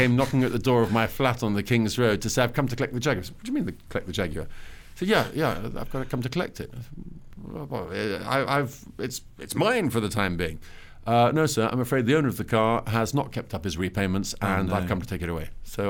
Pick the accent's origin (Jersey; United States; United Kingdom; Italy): Italy; And you know, I grew up in Italy. I should add, my parents left England in the 70s, in the mid 70s. Our family home before that was a farm in Dorset